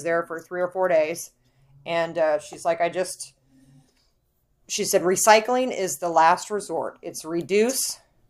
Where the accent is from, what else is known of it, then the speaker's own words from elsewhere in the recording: Midwest, United States; we're from the Midwest and we have space